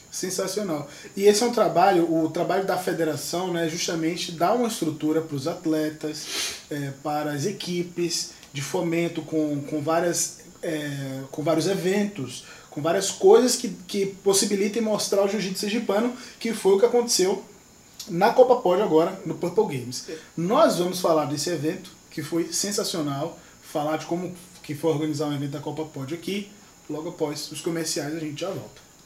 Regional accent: Northeast Region, Brazil; now in São Paulo, Brazil; eu sou nordestino

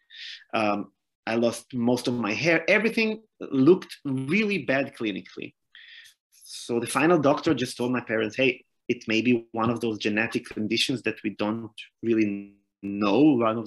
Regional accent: Hadera / Netanya, Haifa District, Israel; born or raised there

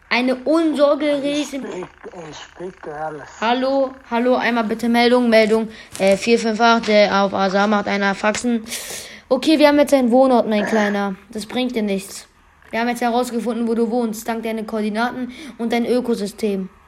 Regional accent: Iran; Nein, ich bin, äh, also, willst du das wirklich wissen? Ich bin Iraner.

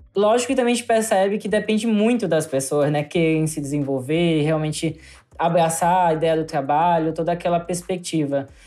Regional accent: Aracaju, Sergipe, Brazil; da minha cidade, em Ayacaju, porque eu sou de Ayacaju, Sergipe

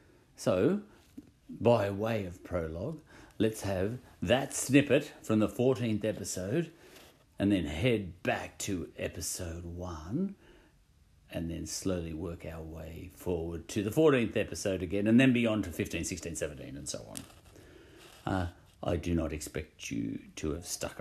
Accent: Australia; I'm an Australian

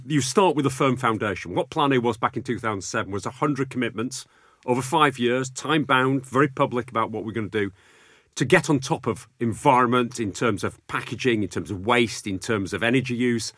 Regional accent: Bradford, Yorkshire and the Humber, United Kingdom; also born or lived in Sheffield; growing up in Bradford

